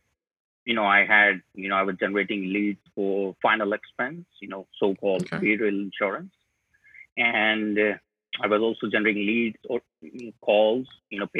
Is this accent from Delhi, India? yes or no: yes; New Delhi, Delhi, India; I'm from India, New Delhi, the capital.